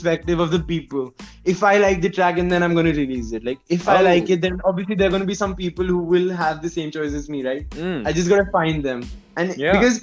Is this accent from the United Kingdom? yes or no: no; India; I'm from India